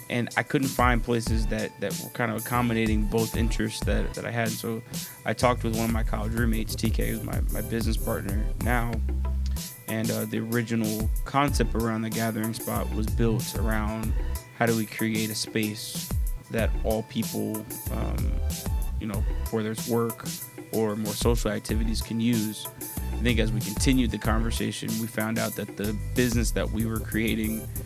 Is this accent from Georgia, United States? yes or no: yes; Atlanta, Georgia, United States; also born or lived in Los Angeles; I am from Atlanta, and that's where I spent my formative years. But I was born in Los Angeles